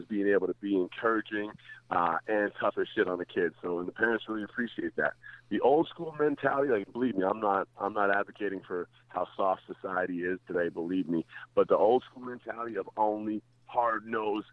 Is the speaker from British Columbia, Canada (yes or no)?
no; Calgary, Alberta, Canada; also born or lived in Toronto, Ontario; I grew up in Toronto, but I left Toronto when I was 5 years old and went to Calgary